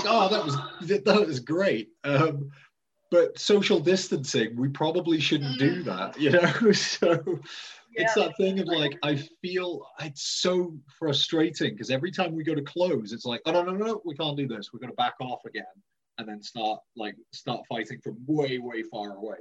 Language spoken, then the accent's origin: English; Welsh, Wales, United Kingdom; I'm Welsh and we're setting up a school in Wales.